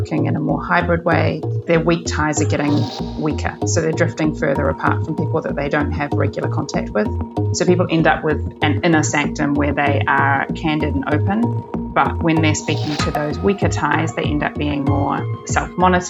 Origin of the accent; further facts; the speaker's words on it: New Zealand; moved away as an adult; also born or lived in London / Hong Kong; now in New York, United States; I'm originally from New Zealand, but I've lived abroad for about 10 years